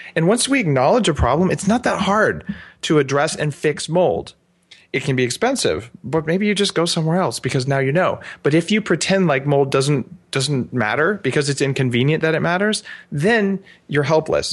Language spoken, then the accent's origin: English; Albuquerque, New Mexico, United States; now in Vancouver Island, Canada; I grew up in Albuquerque